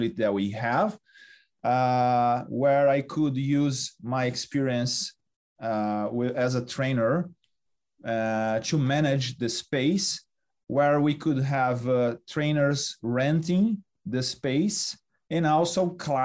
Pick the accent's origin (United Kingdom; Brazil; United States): Brazil; moved away; I'm from Brazil